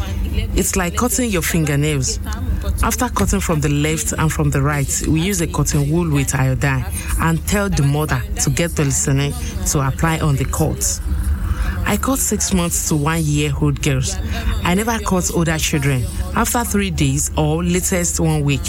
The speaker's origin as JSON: {"language": "English", "town": "Ilorin", "region": "Kwara", "country": "Nigeria", "said": "I'm from Sokoto Aloba here in Ilorin, Kwara State"}